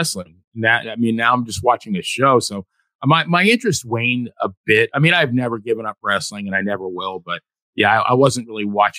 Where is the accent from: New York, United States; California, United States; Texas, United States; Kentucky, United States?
New York, United States; growing up in New York.